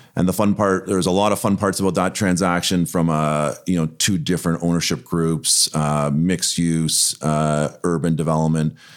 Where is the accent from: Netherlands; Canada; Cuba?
Canada; Toronto, Ontario; born and raised in Toronto